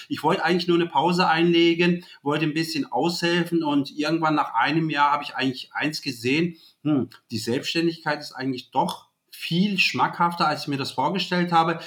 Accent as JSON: {"language": "German", "country": "Germany", "tie": "born or raised there", "said": "ich bin hier geboren, hier aufgewachsen in Deutschland"}